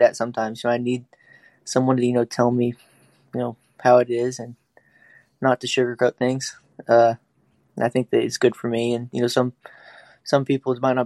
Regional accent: Oklahoma, United States; growing up in Oklahoma

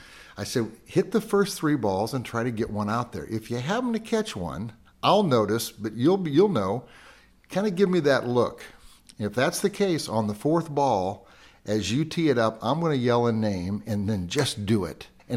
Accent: Quincy, Illinois, United States; I grew up in Quincy, Illinois.

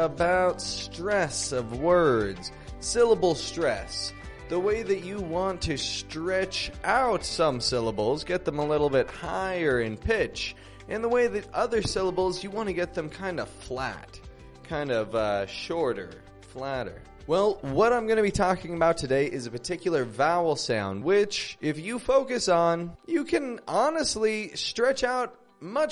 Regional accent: Toronto, Ontario, Canada; now in Mexico; I'm from Toronto, and I live in Mexico at the moment.

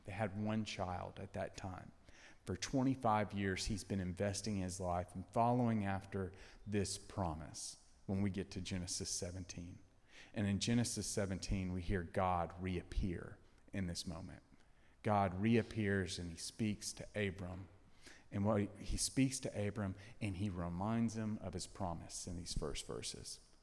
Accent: Tennessee, United States; moved away as an adult; now in Texas, United States; I'm from Tennessee. All my family's in Tennessee.

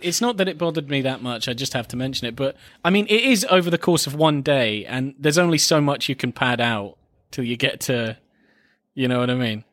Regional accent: United Kingdom; as a British man

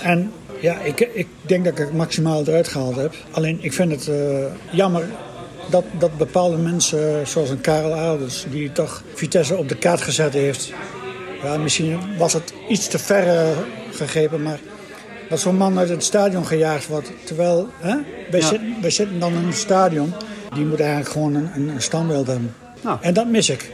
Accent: Drenthe, Netherlands; moved away as an adult; also born or lived in Arnhem; ik kom uit Drenthe.

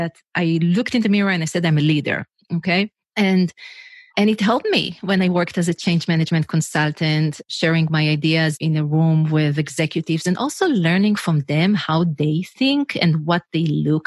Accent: Israel; English is a second language; moved away as an adult; I'm originally from Israel, if you wonder what's the accent, where is she from? So I'm originally from Israel, and in Israel, everyone needs to go to the army

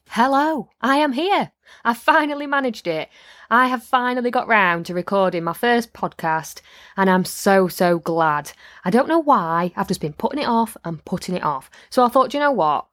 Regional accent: Midlands / North of England, United Kingdom

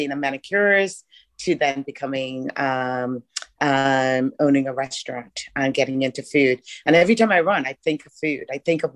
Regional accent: Bahamas; moved away; also born or lived in Ireland; I'm actually from the Bahamas

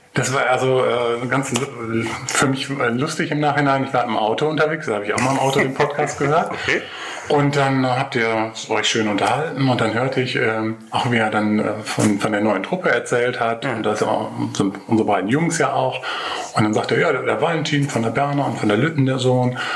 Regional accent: Nordhorn, Lower Saxony, Germany; also born or lived in Cologne; now in Meerbusch, Germany; Ich komme aus Nordhorn, mhm. Grafschaft Bentheim.

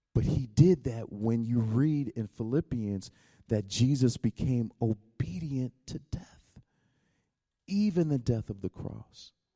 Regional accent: United States; I come from America

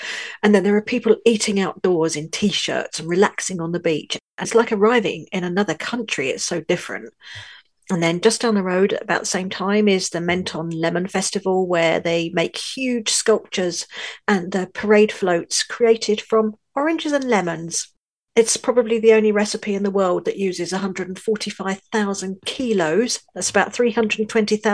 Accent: London, United Kingdom; also born or lived in northern France; now in France; I was born in London, UK, I now live in a tiny village in the far north of France

